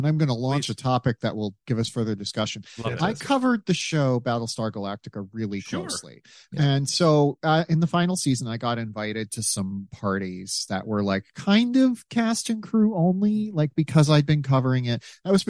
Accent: South Dakota, United States; I grew up in South Dakota where that movie was shot.

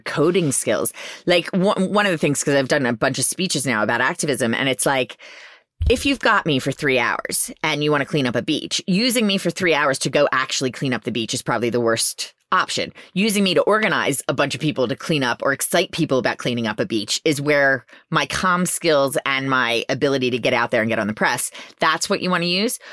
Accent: Philadelphia, Pennsylvania, United States; I didn't think I was well-spoken enough 'cause I'm from Philly

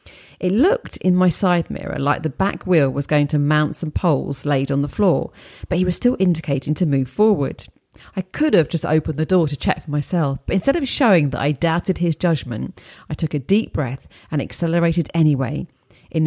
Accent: United States; moved away as an adult; now in London, United Kingdom; I grew up in the United States, but at the age of 26, I took a risk and moved to London. That was in 2002.

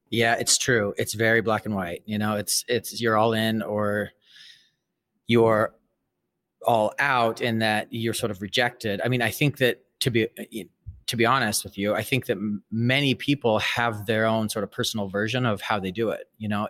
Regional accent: Salt Lake City, Utah, United States; moved away as an adult; also born or lived in Brazil; now in New York, United States; I was raised Mormon, I was raised in Salt Lake City

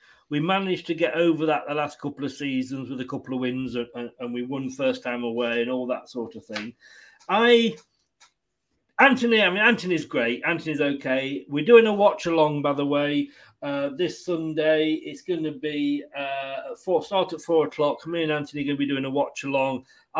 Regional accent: Leicester, East Midlands, United Kingdom; the fact that he was from Coventry and I was from Leicester

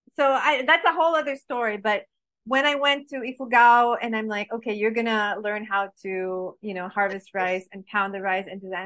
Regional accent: Paris, Île-de-France, France; also born or lived in Baguio, Philippines; now in Philippines; I grew up in France, in Paris

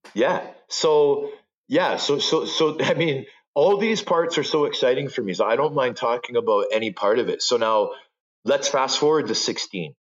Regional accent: Toronto, Ontario, Canada; also born or lived in Vancouver; I grew up as a Canadian kid from Scarborough.

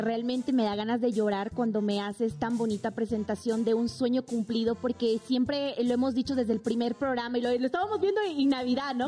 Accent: Bolivia; en mi país

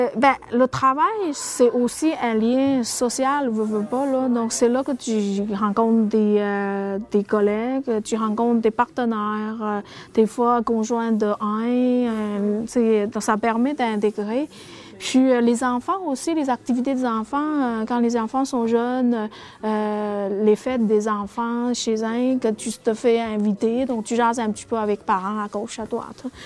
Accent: France; moved away as an adult; now in Amqui, Canada; j'ai l'habitude de connaître en France

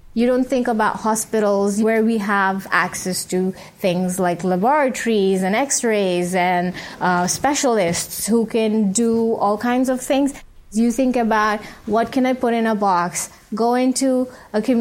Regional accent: Saudi Arabia; moved away as an adult; also born or lived in Bangladesh; now in Cox's Bazar, Bangladesh; I'm a Bangladeshi physician, but I was born and raised in Saudi Arabia

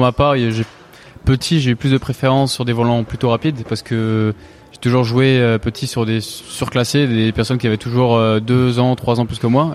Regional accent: near Marseille, Provence-Alpes-Côte d'Azur, France; on vient de à côté de Marseille

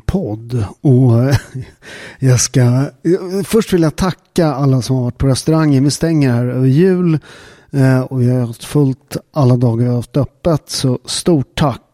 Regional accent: Sweden; Vi har en jävligt stark kultur i Sverige

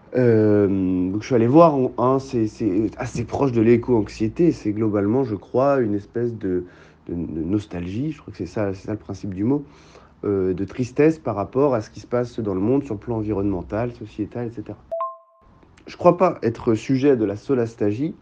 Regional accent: Cap de la Hague, Cotentin, Normandy, France; la pointe de la Hague, dans le Cotentin, euh, qui est par ailleurs là où j'ai grandi

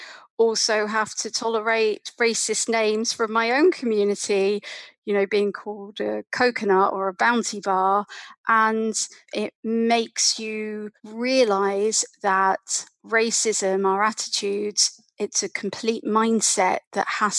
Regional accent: London, United Kingdom; As a little girl growing up in London

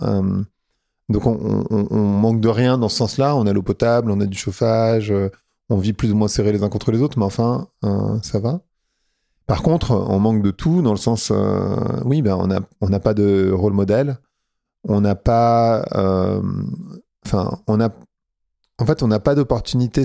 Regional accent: Paris suburbs, Île-de-France, France; moved away as an adult; now in Lisbon, Portugal; Moi, j'ai grandi en banlieue parisienne, dans une cité euh, dans le 95

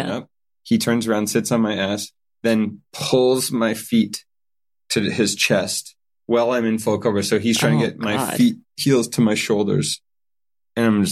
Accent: Canada; I'm from Canada

